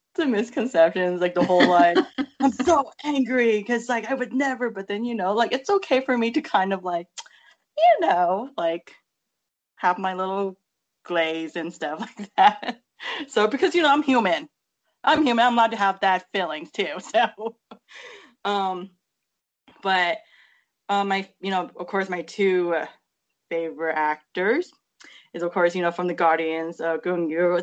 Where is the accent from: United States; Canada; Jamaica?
United States; growing up in America